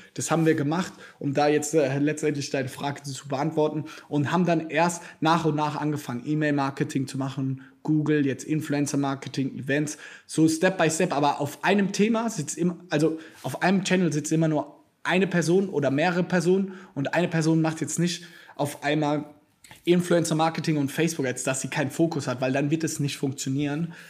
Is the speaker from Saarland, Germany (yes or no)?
no; Mannheim, Baden-Württemberg, Germany; bei uns in Mannheim, tatsächlich habe ich, wenn ich hier fertig bin, habe ich auch da einen Termin mit meinem besten Freund aus der Kindheit.